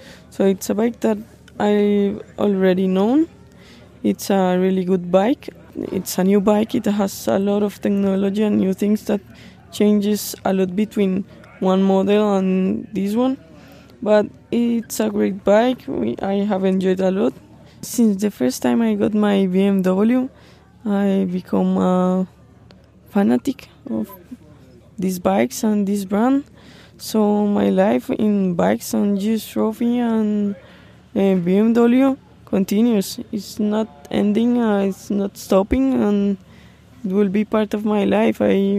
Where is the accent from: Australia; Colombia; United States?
Colombia; Isabella Londoño from Female Team 1, representing Latin America, but I'm from Colombia.